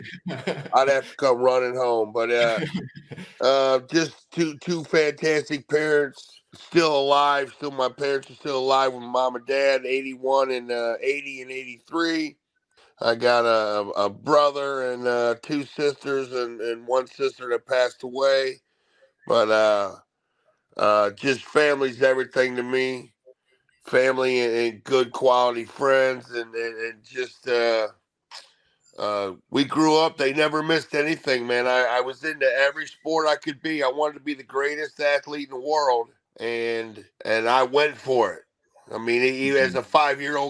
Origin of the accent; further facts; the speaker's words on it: Ohio, United States; also born or lived in Columbus, Ohio; I'm from Ohio, man. I've been in Ohio my whole life. I live in Columbus, Ohio for the last 30, 40 years, but I grew up 2 hours north